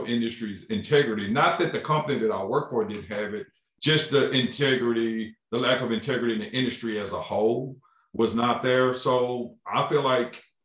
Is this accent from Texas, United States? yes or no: yes; Crockett, Texas, United States; also born or lived in Lufkin, Texas; I'm originally from Crockett, Texas